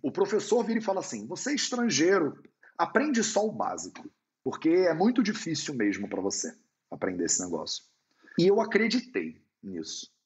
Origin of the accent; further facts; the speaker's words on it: Rio de Janeiro, Brazil; moved away as an adult; also born or lived in India; now in Portugal; carioca, que mora em Portugal